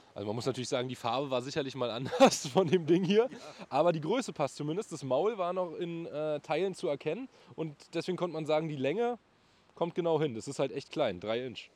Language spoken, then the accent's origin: German; Berlin, Germany; also born or lived in Bernau; geboren bin ich in Berlin und ich wohne auch in Berlin